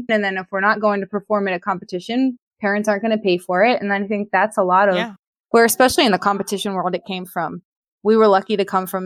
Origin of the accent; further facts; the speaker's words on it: Pittsburgh, Pennsylvania, United States; I'm from Pittsburgh, Pennsylvania